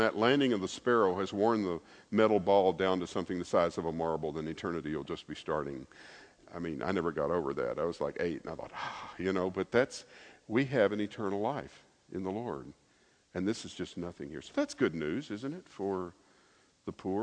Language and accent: English; Lebanon, Tennessee, United States; I was born in Lebanon, Tennessee